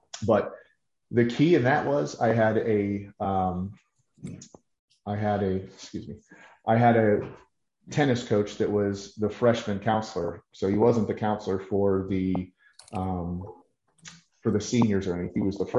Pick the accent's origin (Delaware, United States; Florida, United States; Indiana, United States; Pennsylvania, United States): Pennsylvania, United States; Pittsburgh; born and raised in Pittsburgh